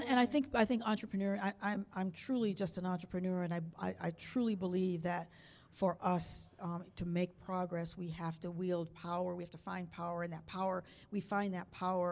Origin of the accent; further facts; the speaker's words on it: Niagara Falls, New York, United States; I was adopted, so I don't know the history of my family. I grew up in Niagara Falls, New York. My parents were Canadians. My mother was a proud Canadian.